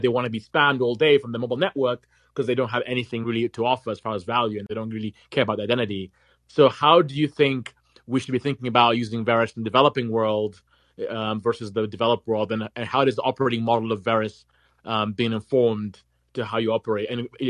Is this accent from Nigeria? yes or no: yes; Nigeria; accent: American; And also, as you can tell, I'm from Africa, but I sound very American, and I have serious identity issues.